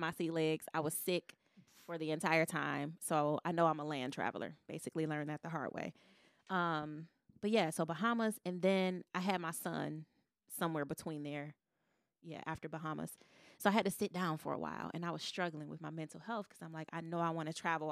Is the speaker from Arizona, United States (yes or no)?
no; Detroit, Michigan, United States; I'm a girl from Detroit, a black girl from Detroit